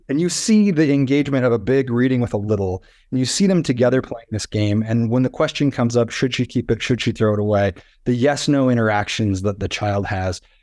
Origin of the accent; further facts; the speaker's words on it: South Dakota, United States; moved away as an adult; also born or lived in Los Angeles; growing up in South Dakota